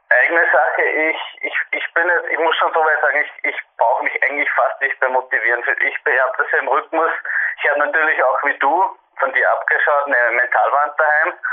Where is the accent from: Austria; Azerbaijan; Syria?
Austria; Upper Austria; ich komme aus Nähe von Lenz, also in Oberösterreich, circa 15 Kilometer außerhalb von Lenz. Bin 23 Jahre alt